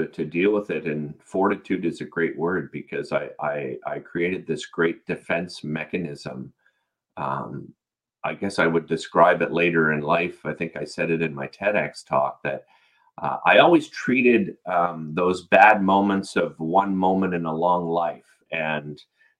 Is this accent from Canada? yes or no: yes; Ottawa, Ontario, Canada; We grew up in Nepean in Arlington Woods on Riverbrook Road